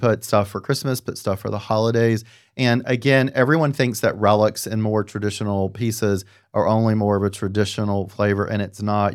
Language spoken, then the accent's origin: English; the South, United States; I'm from the South